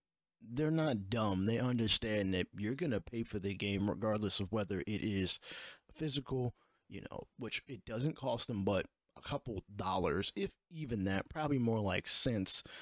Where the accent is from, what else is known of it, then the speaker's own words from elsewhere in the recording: New York City, New York, United States; I'm from New York City